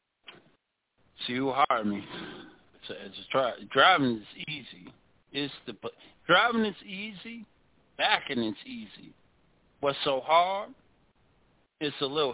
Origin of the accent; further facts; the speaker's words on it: DMV, United States; I'm from the DMV, which is Maryland, Virginia, D.C. That's where I'm from.